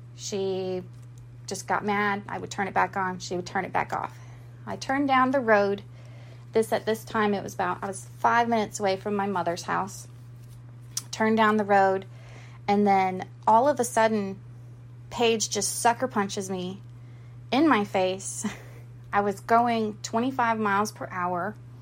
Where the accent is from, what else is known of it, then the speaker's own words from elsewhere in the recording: Goose Creek, South Carolina, United States; I am from Goose Creek, South Carolina, but nobody knows where that is. So I just am from Charleston